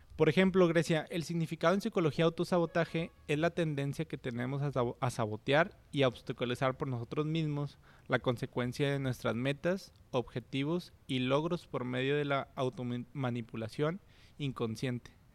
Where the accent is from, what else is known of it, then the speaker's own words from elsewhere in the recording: Monterrey, Nuevo León, Mexico; yo soy de Monterrey